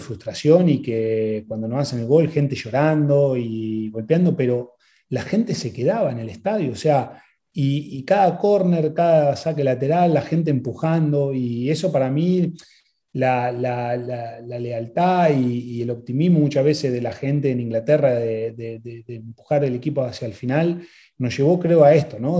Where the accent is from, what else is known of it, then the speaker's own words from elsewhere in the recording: Argentina; moved away as an adult; also born or lived in England; vengo de Argentina